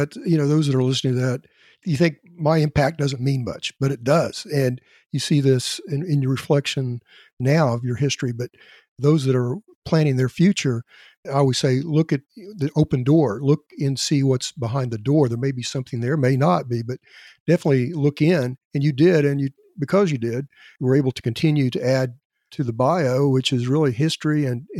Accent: Elk City, Oklahoma, United States; I'm originally from Western Oklahoma as well. And so we saw from Elk City.

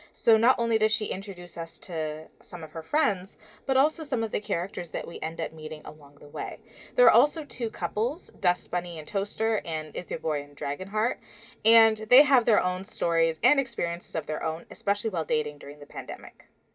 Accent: Toronto, Ontario, Canada; my hometown of Toronto

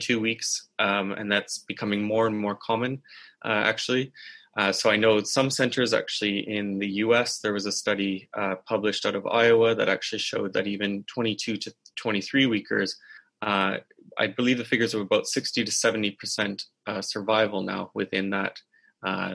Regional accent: Canada; moved away as an adult; now in Oxford, United Kingdom; I'm Canadian.

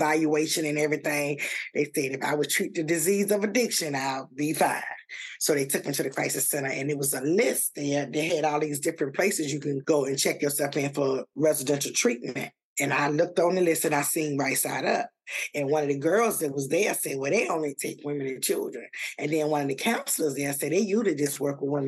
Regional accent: Virginia, United States; now in Atlanta, United States; I'm from Virginia

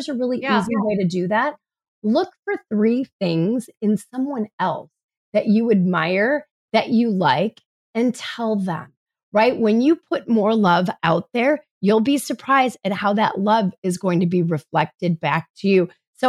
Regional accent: New York, United States; now in Midwest, United States; I'm a New Yorker at heart in the Midwest.

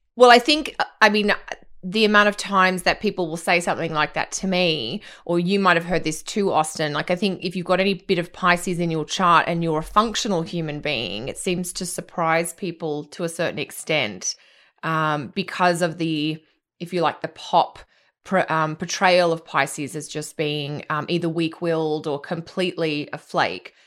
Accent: Australia; also born or lived in Fiji; I grew up on islands in the Pacific, 'cause that's what Australia is, but I also lived in Fiji

